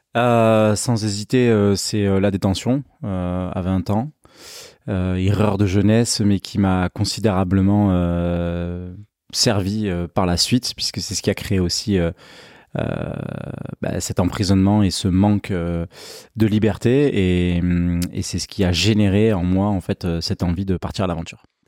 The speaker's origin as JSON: {"language": "French", "town": "Pessac", "region": "Nouvelle-Aquitaine", "country": "France", "tie": "born or raised there", "said": "j'habite, euh, à la campagne, j'habite, euh, Saint-Vert-Bordeaux, je suis né à, à Pessac"}